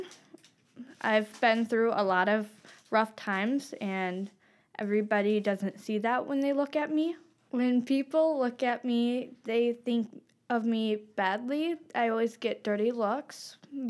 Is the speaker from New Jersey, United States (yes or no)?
no; Kalamazoo, Three Rivers, Holland, Michigan, United States; we grew up in Kalamazoo, Three Rivers, for a long time, and moved to Holland, and then we were almost everywhere in Michigan from there